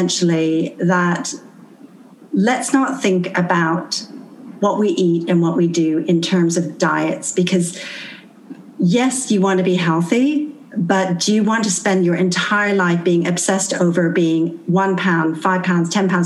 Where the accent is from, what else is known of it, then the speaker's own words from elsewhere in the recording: Canada; moved away; I'm actually from Canada